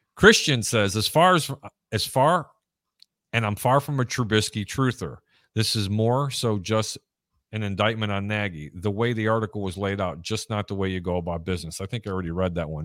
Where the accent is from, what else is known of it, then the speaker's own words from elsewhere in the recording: Cicero, Illinois, United States; where I grew up in Cicero, there was a barn, an old style sign on every corner